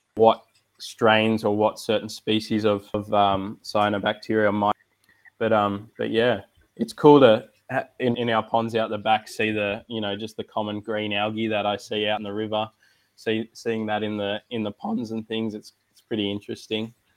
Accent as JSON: {"language": "English", "town": "Sydney", "region": "New South Wales", "country": "Australia", "tie": "born or raised there", "said": "I'm from Sydney, New South Wales. Uh, grew up here my whole life."}